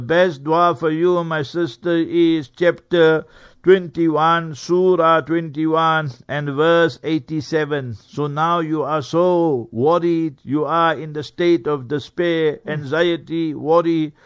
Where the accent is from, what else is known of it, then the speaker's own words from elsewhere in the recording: Heidelberg, Gauteng, South Africa; moved away; Heidelberg, my hometown, Heidelberg. Hmm. uh, Transvaal that time, but now hmm. Gauteng